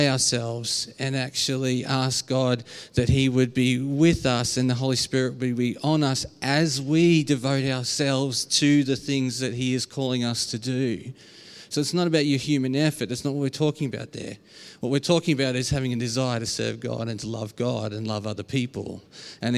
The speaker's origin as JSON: {"language": "English", "country": "Australia", "accent": "Aussie", "said": "my very Aussie accent"}